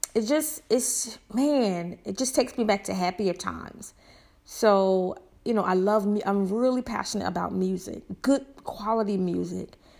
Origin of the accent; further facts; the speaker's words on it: the South, United States; I'm from the South, and I talk how I talk